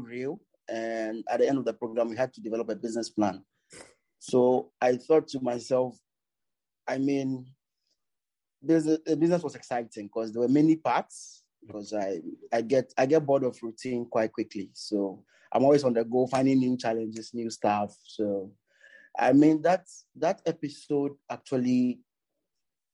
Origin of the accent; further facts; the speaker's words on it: Tema, Greater Accra, Ghana; I was born in Tema. It's a suburb in Accra.